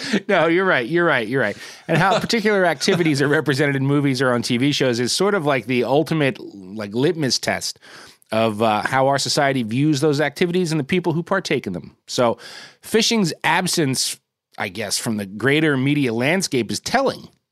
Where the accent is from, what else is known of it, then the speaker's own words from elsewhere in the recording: New Jersey, United States; my home state of Jersey